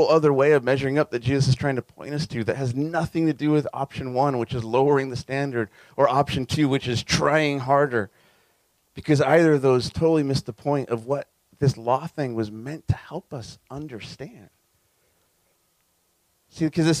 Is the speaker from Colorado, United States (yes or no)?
no; Southern California, United States; as a kid growing up in SoCal